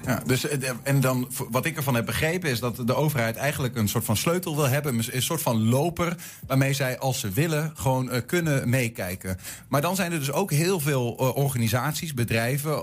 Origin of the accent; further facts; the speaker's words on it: Twente, Overijssel, Netherlands; als Twentenaar